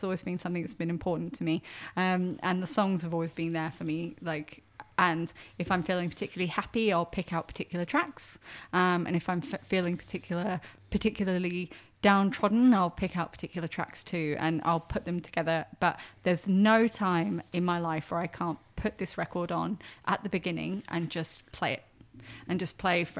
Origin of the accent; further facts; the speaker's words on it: United Kingdom; I'm quite British, so...